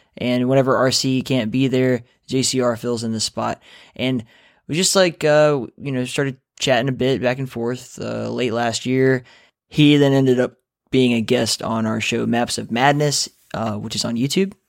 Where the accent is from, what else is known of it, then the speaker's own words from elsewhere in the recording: the South, United States; I was born in the South, too